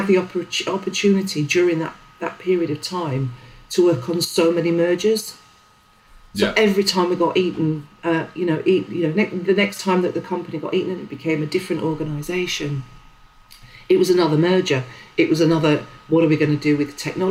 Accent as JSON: {"language": "English", "town": "Sheffield", "region": "Yorkshire and the Humber", "country": "United Kingdom", "tie": "born or raised there", "also_born_or_lived": "Leeds", "said": "growing up in Sheffield in the sort of, well, it was the 80s."}